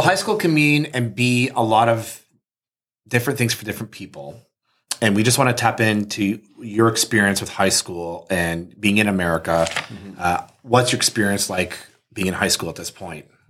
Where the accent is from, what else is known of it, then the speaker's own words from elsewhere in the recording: Canada; we're from Canada